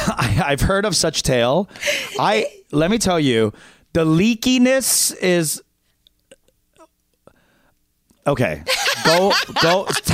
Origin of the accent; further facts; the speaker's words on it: United States; at least we're Korean American